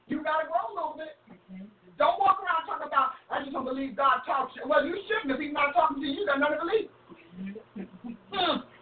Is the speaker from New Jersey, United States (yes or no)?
yes; New Jersey, United States; I'm from Jersey. no, I'm Jersey girl.